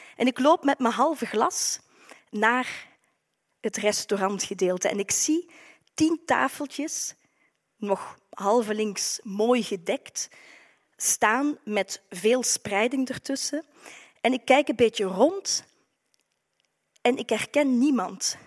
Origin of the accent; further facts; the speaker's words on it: Maaseik, Flanders, Belgium; accent: Limburg; naar huis, naar Limburg, dat u misschien al aan mijn accent hebt kunnen horen. Naar Maasijk is een mooi stadje aan de Maas